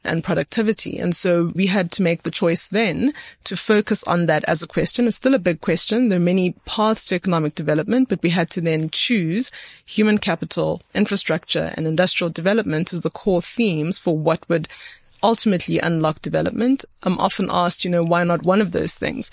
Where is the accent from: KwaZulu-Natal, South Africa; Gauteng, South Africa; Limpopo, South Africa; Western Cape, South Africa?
Gauteng, South Africa; Etwatwa; the community that I grew up in Etwatwa, which is just outside Daveyton